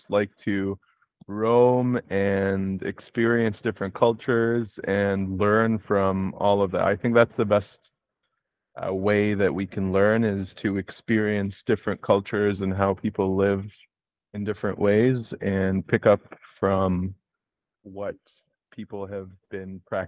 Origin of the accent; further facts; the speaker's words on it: Egypt; born there; moved away; also born or lived in Kuwait / Canada; I moved there from Canada, where I got my degrees, and I graduated from university. I did my undergrad in Kuwait, and I was born in Egypt.